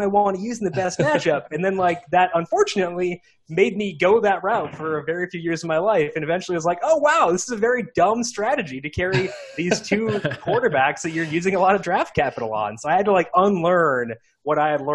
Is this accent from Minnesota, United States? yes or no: yes; Kasson, Minnesota, United States; now in Syracuse, United States; I am originally from Casson, Minnesota, which is like a very small town in southeast Minnesota, 6,000 people, one stoplight